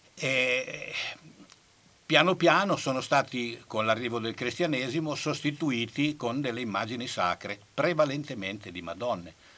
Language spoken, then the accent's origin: Italian; Bologna, Emilia-Romagna, Italy; noi come bolognesi siamo un, un, po' particolari